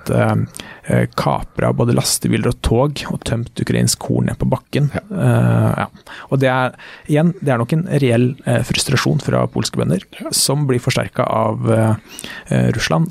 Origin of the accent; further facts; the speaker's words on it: Norway; jeg vokste opp i Skjetve